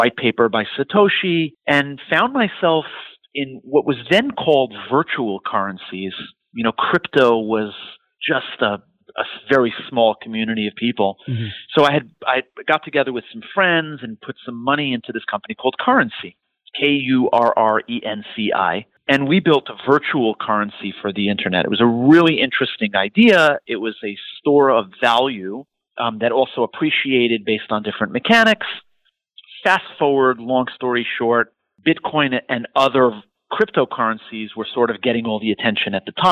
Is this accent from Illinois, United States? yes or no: no; New York City, New York, United States; also born or lived in Israel / Montreal, Canada; I'm born and raised in New York City